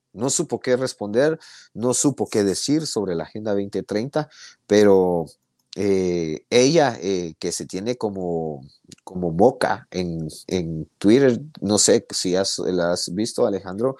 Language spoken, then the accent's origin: Spanish; Guatemala; somos nosotros los guatemaltecos